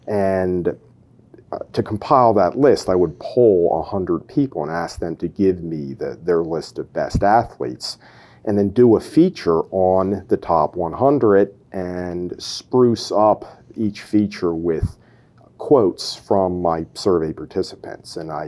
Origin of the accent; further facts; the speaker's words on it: Philadelphia, Pennsylvania, United States; also born or lived in Downingtown; I grew up in the Philadelphia area.